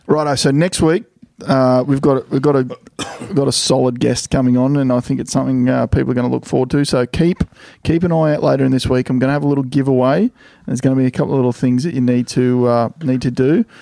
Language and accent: English; Queensland, Australia; As a Queenslander